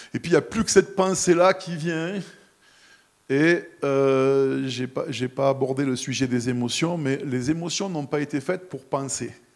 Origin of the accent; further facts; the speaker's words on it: near the Camargue, Provence-Alpes-Côte d'Azur, France; moved away; je suis né, j'ai grandi à quelques kilomètres de la Camargue